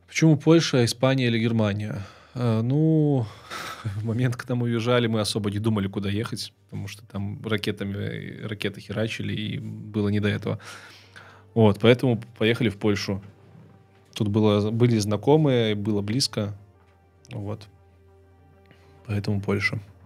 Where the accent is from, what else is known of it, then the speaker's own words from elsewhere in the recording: Belarus; moved away as an adult; also born or lived in Kyiv; Я белорус, и я хочу записывать ролики на белорусском языке